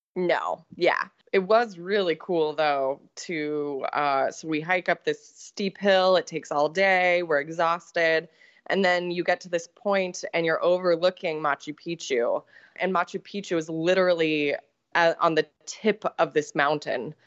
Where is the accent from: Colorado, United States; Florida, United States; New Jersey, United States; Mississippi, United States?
Colorado, United States; I grew up in Colorado